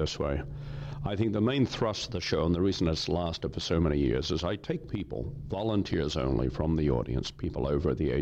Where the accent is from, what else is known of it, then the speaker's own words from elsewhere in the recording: Australia; now in Canada; I'm a Canadian citizen. I took out citizenship. I'm an Australian. I was born in Australia many, many years ago